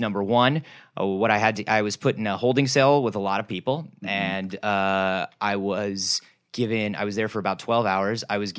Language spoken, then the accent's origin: English; United States; we as American people